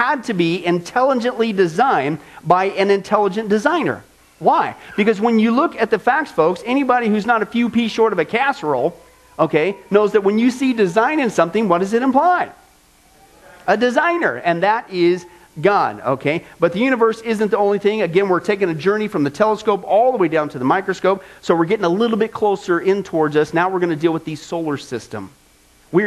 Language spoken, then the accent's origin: English; the Midwest, Kansas, United States; now in Las Vegas, United States; growing up in the Midwest, out in the middle of nowhere, no light pollution like you get here in Vegas